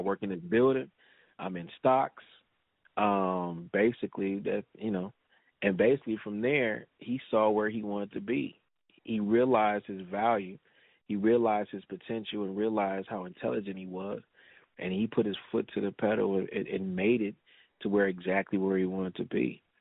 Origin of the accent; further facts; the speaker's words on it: Los Angeles, California, United States; I'm born and raised in South Central Lake, so all my family is here